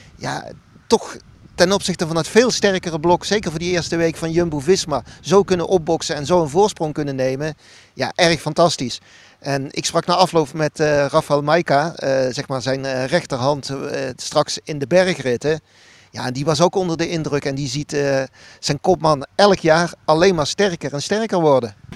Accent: Netherlands; als Nederlander

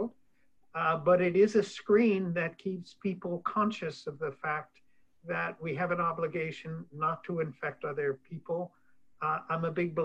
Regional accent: Kansas, United States; moved away; I grew up in Kansas

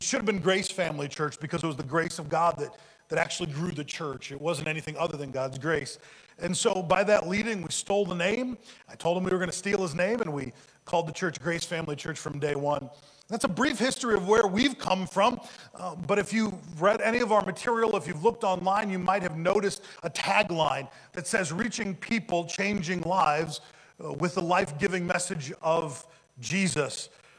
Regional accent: United States; also born or lived in Ohio / Tulsa, Oklahoma; But I grew up here in the Quad Cities

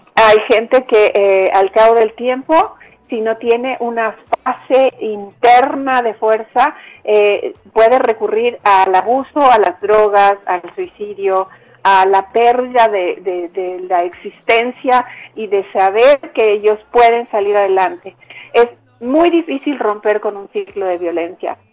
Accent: Mexico; now in Bogotá, Colombia; yo soy mexicana y en mi país

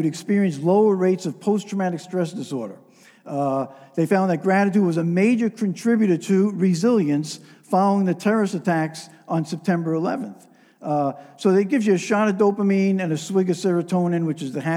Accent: New York metropolitan area, United States; I'm a New Yorker. I grew up in a New York metropolitan area

